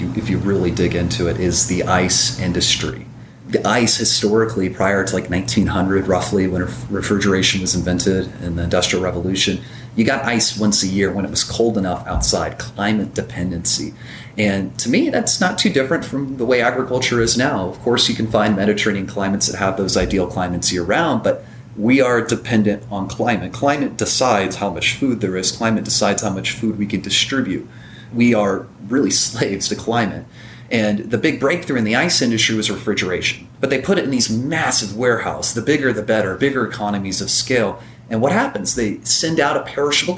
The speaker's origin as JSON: {"language": "English", "town": "Evansville", "region": "Indiana", "country": "United States", "tie": "born or raised there", "said": "My hometown, I'm in Evansville, Indiana."}